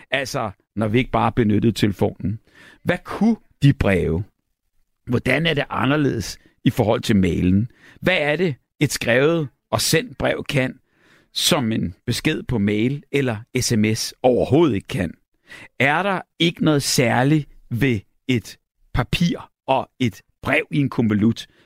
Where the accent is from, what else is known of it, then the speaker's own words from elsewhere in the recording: Næstved, Zealand, Denmark; jeg kommer fra Næstved, og vi har også en forestilling i morgen i Næstved.